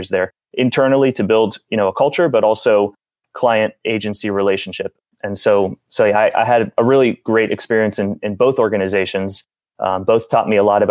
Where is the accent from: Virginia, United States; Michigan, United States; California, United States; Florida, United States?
Florida, United States; South; I'm from South Florida